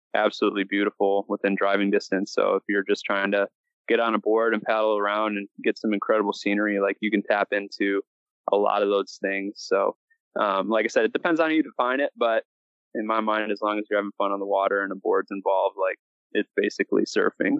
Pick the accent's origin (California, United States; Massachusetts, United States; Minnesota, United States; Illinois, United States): Illinois, United States; Wadsworth; also born or lived in Sawyer, Michigan; I grew up uh, in Wadsworth, Illinois. So, just south of the Wisconsin border, close to Lake Michigan